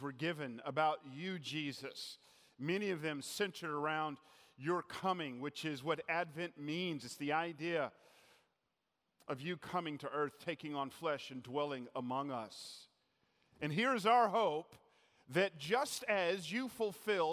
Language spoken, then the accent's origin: English; Atlanta, Georgia, United States; moved away; I grew up in Atlanta